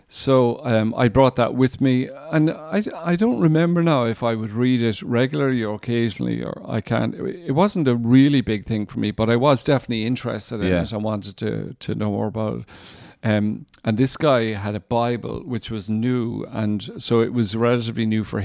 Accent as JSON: {"language": "English", "country": "Ireland", "said": "he was a Protestant from Northern Ireland, and I was a Catholic from Republic of Ireland."}